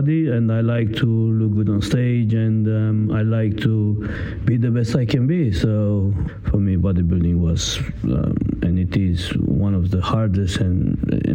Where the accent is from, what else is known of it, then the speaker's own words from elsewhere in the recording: Italy; English is a second language; moved away as an adult; now in London, United Kingdom; I came from Italy. In UK, I am already 7 years, something like that.